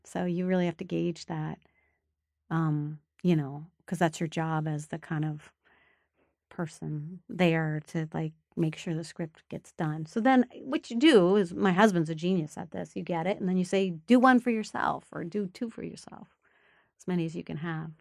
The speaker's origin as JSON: {"language": "English", "town": "Rochester", "region": "Minnesota", "country": "United States", "tie": "born or raised there", "said": "I was born in Rochester, Minnesota, which is a small town in southern Minnesota"}